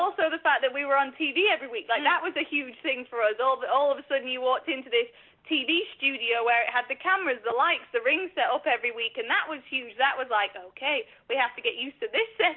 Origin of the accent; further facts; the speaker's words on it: Stockport, North West England, United Kingdom; We are from Stockport, England